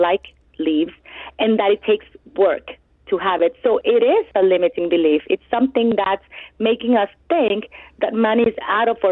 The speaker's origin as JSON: {"language": "English", "country": "El Salvador", "tie": "born or raised there", "moved": "as an adult", "lives_now": "United States", "said": "I grew up in El Salvador"}